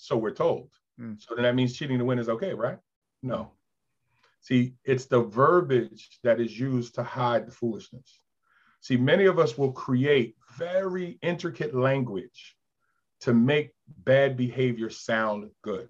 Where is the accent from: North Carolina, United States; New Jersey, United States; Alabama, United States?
New Jersey, United States; moved away as an adult; also born or lived in Queens, New York / New York; now in Delaware, United States; I was born in Queens, left when I think 5, lived in Jersey for 7 years. When I came back at age 12, a lot of those impressionable years were spent in South Jersey